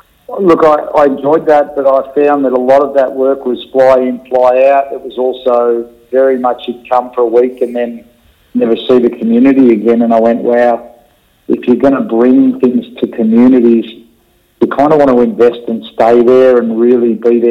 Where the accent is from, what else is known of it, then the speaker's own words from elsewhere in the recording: Lilydale, Victoria, Australia; I grew up down in Lilydale in Victoria